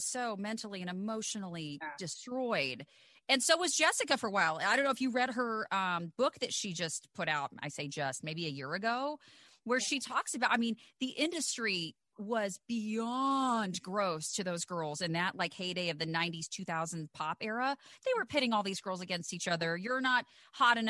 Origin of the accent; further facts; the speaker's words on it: the South, United States; growing up in the South